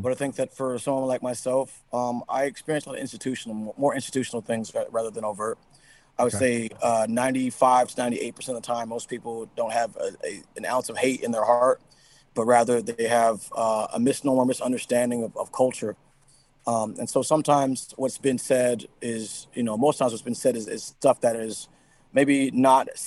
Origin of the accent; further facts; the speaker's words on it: Seattle, Washington, United States; I'm from Seattle, Washington, man. Yeah, born and raised right here